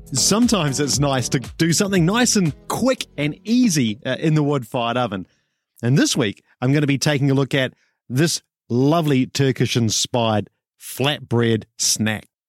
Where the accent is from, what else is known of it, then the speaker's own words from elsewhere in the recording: New Zealand; I'm a Kiwi